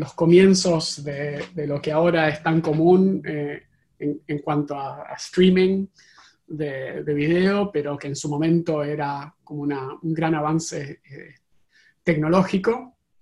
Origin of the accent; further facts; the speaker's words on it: Argentina; now in Silicon Valley, United States; como podrán escuchar en mi acento eh, originariamente de Argentina